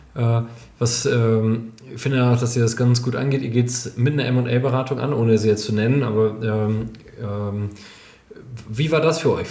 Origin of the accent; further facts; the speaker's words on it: Germany; in diesem kleinen Dorf, wo ich aufgewachsen bin, Holtwig, unglaublich sympathisches kleines Dorf, 3600 Einwohnerinnen und Einwohner